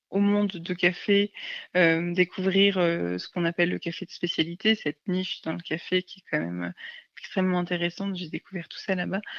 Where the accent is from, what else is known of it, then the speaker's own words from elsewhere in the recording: Paris, Île-de-France, France; j'étais basée à, Paris, parce que ben, je suis parisienne au départ.